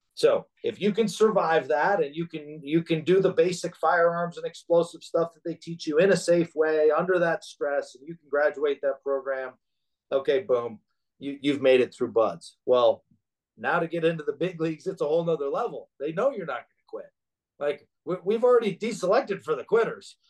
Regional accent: Alaska, United States; moved away; growing up in Alaska and the environment and in the village and the harsh weather

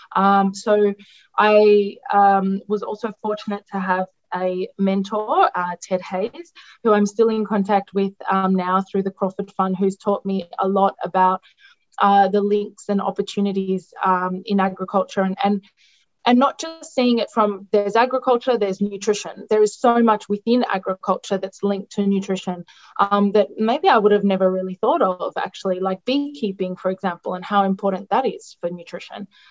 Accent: Melbourne, Victoria, Australia; born or raised there; first language Greek; English is a second language; moved away as an adult; also born or lived in Italy; now in Laos

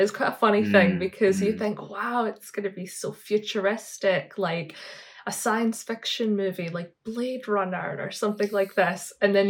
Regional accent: Scotland, United Kingdom; moved away as an adult; also born or lived in Melbourne, Australia; now in Japan; I'm from Scotland. Right now, I'm currently living in Japan. But I met Josh when I was living in Melbourne

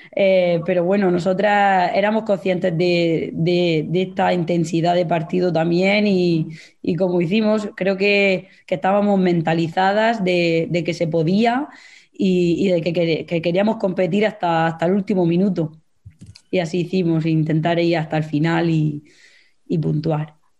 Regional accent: Mula, Region of Murcia, Spain; soy de Mula

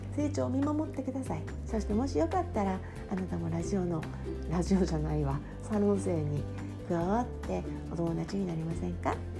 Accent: Osaka, Japan; accent: Osaka dialect; moved away as an adult; also born or lived in Boston, United States; now in Tokyo metropolitan area, Japan; 私は生まれも育ちも大阪で二十歳までずっと大阪で暮らしていた

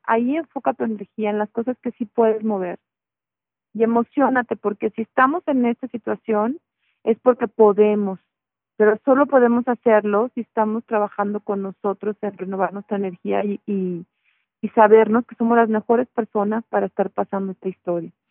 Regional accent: Mexico; somos mexicanos

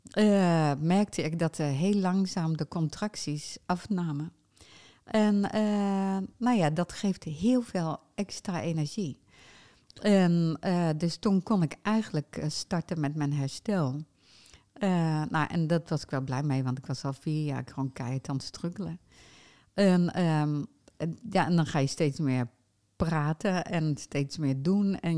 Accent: Utrecht, Netherlands; born there; ik eh, kom uit Nederland, dat zou je niet zeggen als je mijn stem hoort. Maar dat is wel zo. Ik ben in Utrecht geboren.

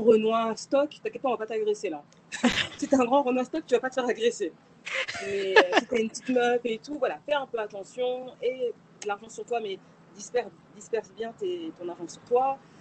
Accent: Paris, Île-de-France, France; moved away as an adult; now in Colombia; je suis née à Paris, j'ai grandi à Paris.

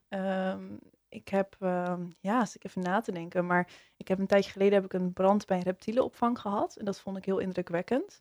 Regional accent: Zaanstad, North Holland, Netherlands; ik, eh, kom uit Zaanstad en daar ben ik, eh, geboren. En daar woon ik nog steeds.

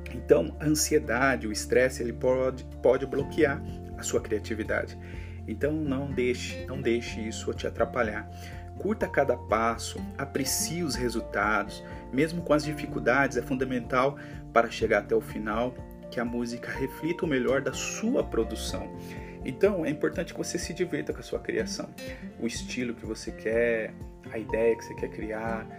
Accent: Americana, São Paulo, Brazil; sou de Americana, São Paulo

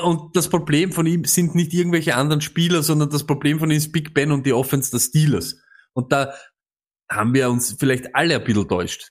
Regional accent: Austria; Als Österreicher

